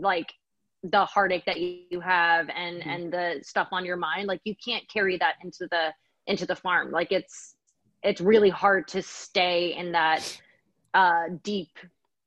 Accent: New Hampshire, United States; my older sister and I grew up in New Hampshire together

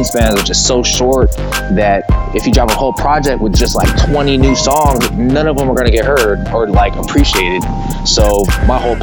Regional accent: San Jose, California, United States; also born or lived in Newark, California / Hayward, California; I'm originally from San Jose

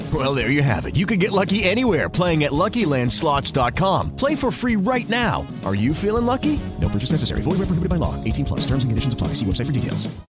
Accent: United States; as an American

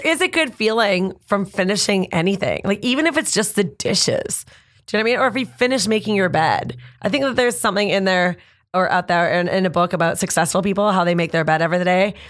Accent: Canada; I'm Canadian

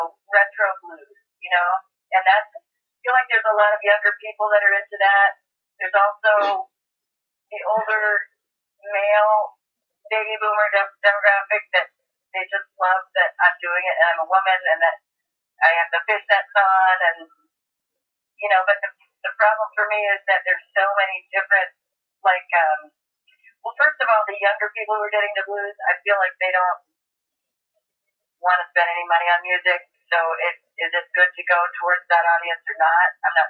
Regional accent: East Coast, United States; I personally am extremely liberal, and I was brought up that way. I'm from the East Coast.

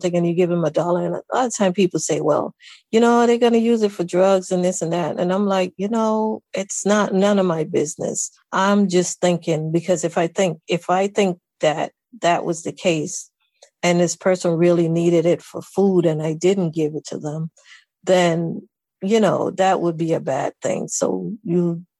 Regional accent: Saint Catherine, Jamaica; moved away as an adult; also born or lived in Kingston, Jamaica; now in United States; I was born in Kingston, but my maternal grandmother lived in St. Catherine. And I went to live with her when I was 9 years old

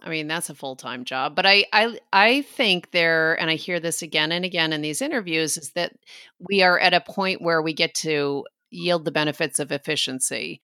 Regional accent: New York, United States; my part of New York

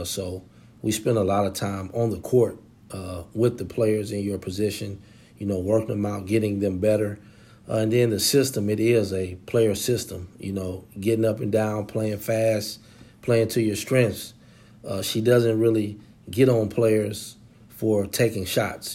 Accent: Nashville, Tennessee, United States; also born or lived in Memphis; all of my, uh, mom's side of the family and where I grew up from is in Nashville

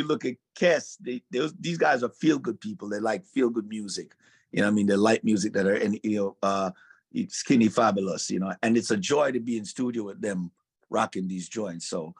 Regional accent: Jamaica; Carnival for me wasn't a dress-up costume type of thing.

